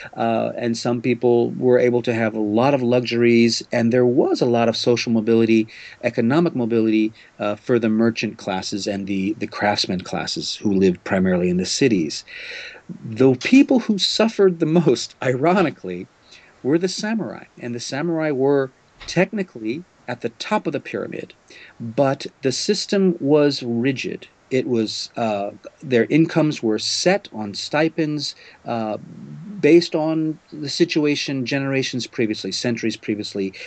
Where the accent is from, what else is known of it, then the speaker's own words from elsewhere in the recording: New Orleans, Louisiana, United States; now in Japan; I grew up in New Orleans in the United States